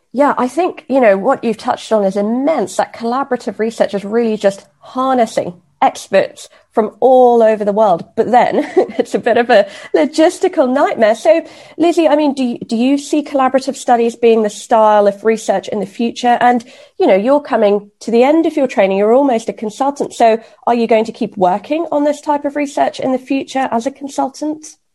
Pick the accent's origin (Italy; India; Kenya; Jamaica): Kenya; moved away; So, actually, I grew up in Kenya.